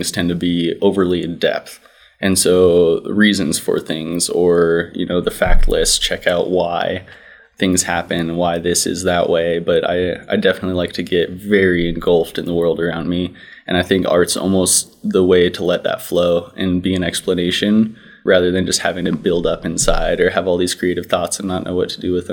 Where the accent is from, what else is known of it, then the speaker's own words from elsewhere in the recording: Montana, United States; also born or lived in Edwards, Colorado; moved out to Montana when I was 5. So from there on out, pretty much grew up here, did all my schooling here, went to college at MSU